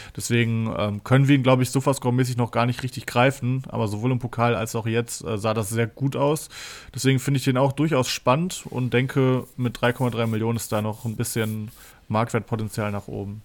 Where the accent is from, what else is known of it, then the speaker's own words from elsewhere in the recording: Cologne, North Rhine-Westphalia, Germany; als Kölner